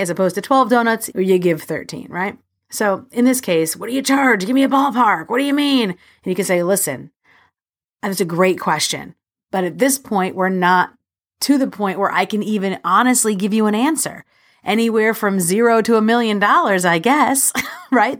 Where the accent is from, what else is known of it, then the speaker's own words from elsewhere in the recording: New York City, New York, United States; I'm a New Yorker